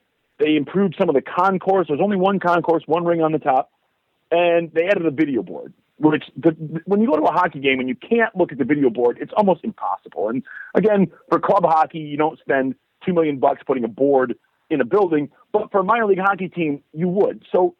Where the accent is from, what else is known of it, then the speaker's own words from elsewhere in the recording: Midwest, United States; I'm from the Midwest, so I grew up with hockey